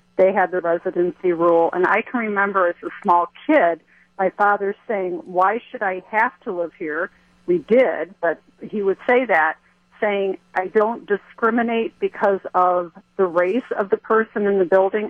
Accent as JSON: {"language": "English", "town": "Chicago", "region": "Illinois", "country": "United States", "tie": "born or raised there", "moved": "yes", "lives_now": "Watertown, United States", "said": "I grew up in Chicago"}